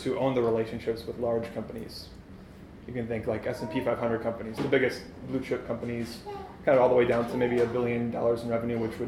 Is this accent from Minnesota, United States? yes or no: yes; Shoreview, Minnesota, United States; I grew up in Shoreview, which is the north side of the Twin